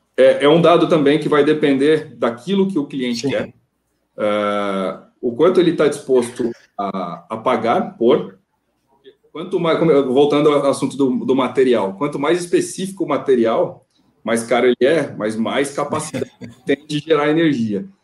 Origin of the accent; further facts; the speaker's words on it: Ilha Solteira, São Paulo, Brazil; não sou nascido em Ilha Solteira, mas eu vivi 26 anos da minha vida por lá